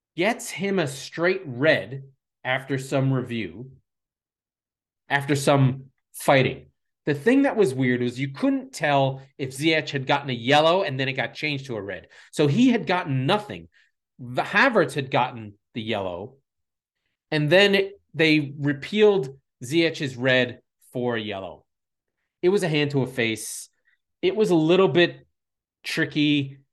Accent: United States; as an American

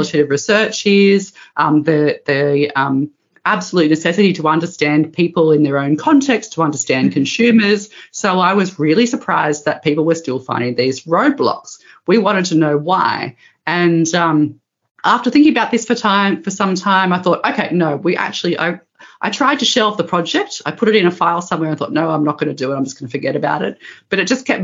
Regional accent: Australia; moved away as an adult; now in Netherlands; I'm originally from Australia

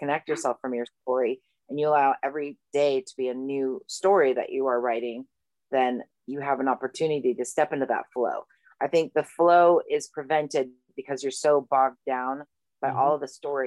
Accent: Malibu, California, United States; growing up in Malibu

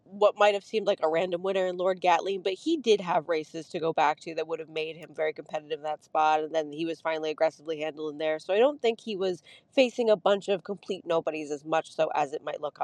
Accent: New York, United States; also born or lived in Kentucky; I grew up in New York, so it's kind of like coming home to the cold, dark winters.

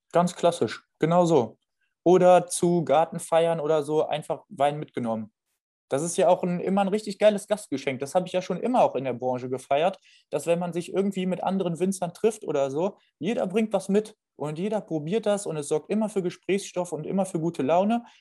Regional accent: Düsseldorf, North Rhine-Westphalia, Germany; moved away; also born or lived in Winningen; ich komme ursprünglich aus der Gegend Neues Düsseldorf. Ich bin in Düsseldorf geboren.

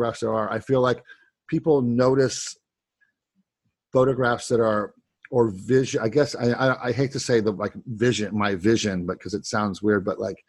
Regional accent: Ohio, United States; I grew up in Ohio and it was a very, very flat place

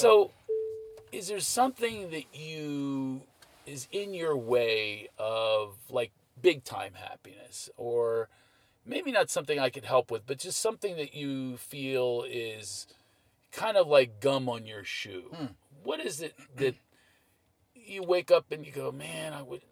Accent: Philadelphia, Pennsylvania, United States; I'm from Philadelphia. Well, I grew up on Stenton and Duval

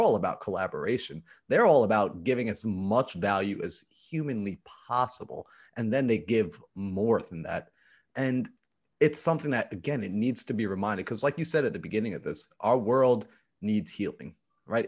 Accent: New York, United States; I'm from New York

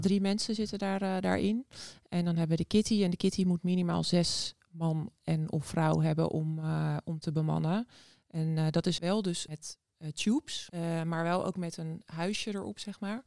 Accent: Noordwijk, South Holland, Netherlands; now in Scheveningen, Netherlands; ik ben opgegroeid in Noordwijk, dus ook aan zee

